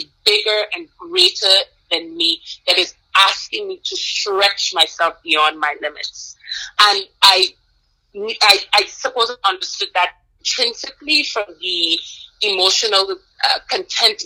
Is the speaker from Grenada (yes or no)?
yes; Grenada; moved away as an adult; also born or lived in Guyana / Eritrea / Virginia, United States; now in United States; I was actually born on Guyana and moved to Grenada when I was very young